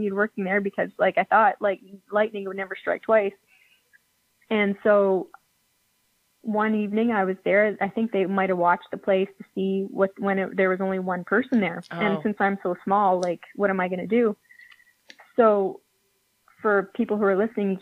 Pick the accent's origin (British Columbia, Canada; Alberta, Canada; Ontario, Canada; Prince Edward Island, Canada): Prince Edward Island, Canada; Summerside; moved away as an adult; also born or lived in Moncton; now in Halifax, Canada; I grew up in Summerside, PEI, and I lived there for about 17 years.